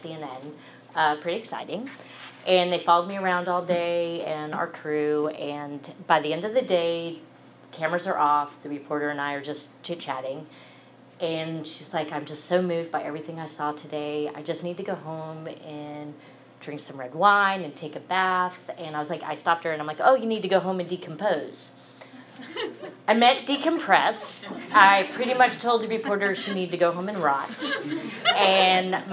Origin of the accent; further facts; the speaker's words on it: New Jersey, United States; moved away as an adult; also born or lived in Atlanta, Georgia; I am from New Jersey. I moved to Atlanta in 1999